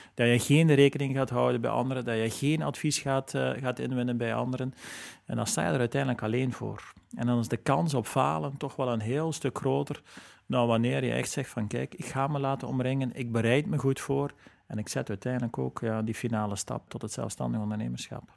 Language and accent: Dutch; Flanders, Belgium; als Vlaming en als Belg